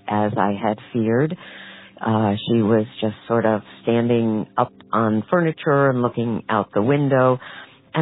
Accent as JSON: {"language": "English", "town": "Norwalk", "region": "Connecticut", "country": "United States", "said": "I'm from Norwalk, Connecticut."}